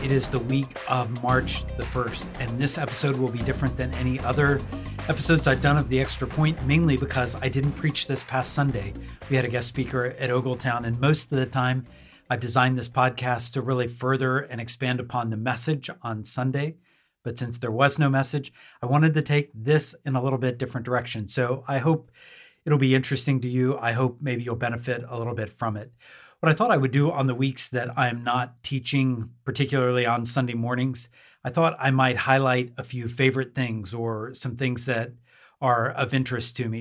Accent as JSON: {"language": "English", "region": "near Oklahoma City", "country": "United States", "tie": "born or raised there", "moved": "yes", "said": "Oklahoma is my home state. Uh, Oklahoma City, I was born close to it, grew up close to it"}